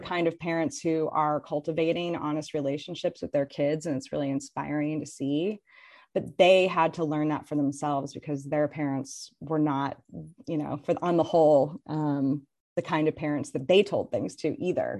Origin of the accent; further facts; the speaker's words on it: Indiana, United States; moved away as an adult; also born or lived in San Francisco, California; my hometown